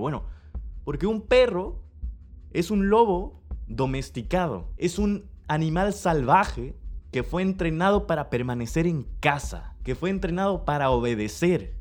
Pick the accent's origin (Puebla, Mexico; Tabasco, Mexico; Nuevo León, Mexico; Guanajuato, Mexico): Tabasco, Mexico; Villahermosa; nací en Villahermosa, Tabasco, México